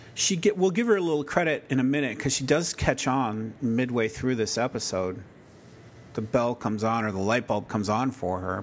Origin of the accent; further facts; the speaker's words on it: Chicago, Illinois, United States; I grew up near Chicago, like in Chicago